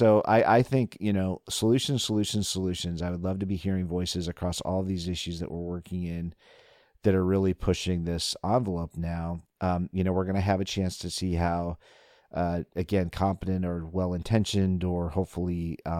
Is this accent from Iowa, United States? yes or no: yes; Des Moines, Iowa, United States; growing up in Des Moines, Iowa.